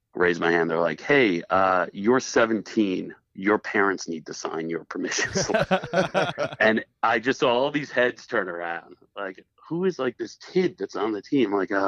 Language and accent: English; Long Island, New York, United States; moved away as an adult; also born or lived in Buffalo; I'm from Long Island.